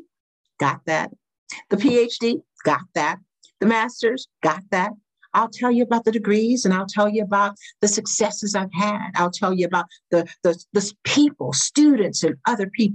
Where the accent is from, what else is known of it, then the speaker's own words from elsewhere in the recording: the South, United States; I grew up in the South during the pre-civil rights era